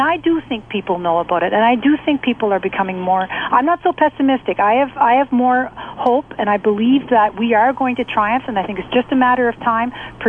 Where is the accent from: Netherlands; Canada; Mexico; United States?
Canada; New Brunswick; I'm from New Brunswick.